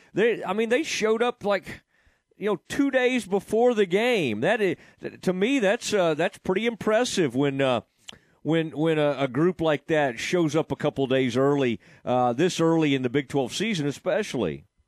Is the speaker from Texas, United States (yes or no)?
yes; Kaufman, Texas, United States; where I grew up in Kaufman